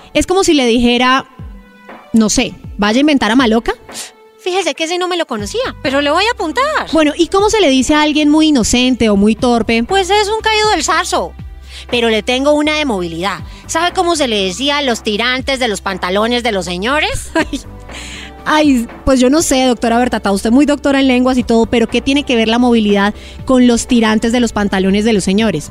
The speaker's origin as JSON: {"language": "Spanish", "region": "Bogotá", "country": "Colombia", "tie": "born or raised there", "said": "cachaca de pura cepa"}